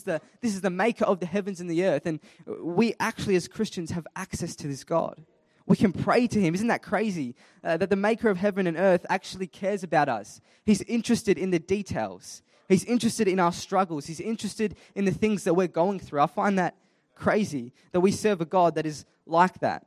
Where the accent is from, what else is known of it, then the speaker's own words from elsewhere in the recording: Adelaide, South Australia, Australia; I was born and raised in Adelaide, South Australia, born in Flinders Hospital